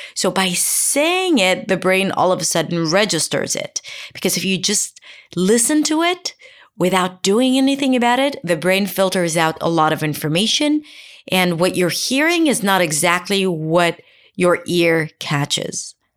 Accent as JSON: {"language": "English", "country": "Israel", "first_language": "Hebrew", "second_language": "English", "said": "Hebrew, for example, my native language, is a lot more monotone. And if I were to apply the Israeli intonation"}